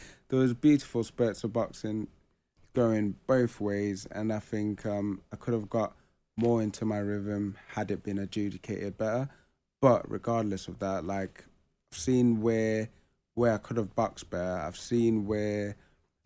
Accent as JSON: {"language": "English", "country": "Botswana", "tie": "born or raised there", "also_born_or_lived": "Ghana", "moved": "yes", "said": "I was actually born in Botswana"}